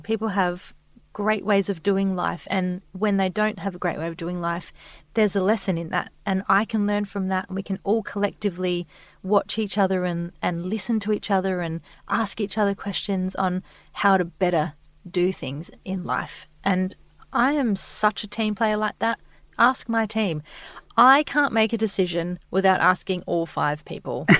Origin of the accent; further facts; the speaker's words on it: Adelaide, South Australia, Australia; now in Sydney, Australia; We're both from Adelaide, so our parents were there.